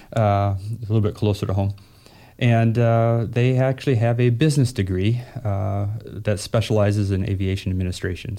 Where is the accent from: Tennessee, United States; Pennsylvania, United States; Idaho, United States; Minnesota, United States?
Minnesota, United States; moved away; also born or lived in North Carolina / Fargo, North Dakota; I'm from Minnesota.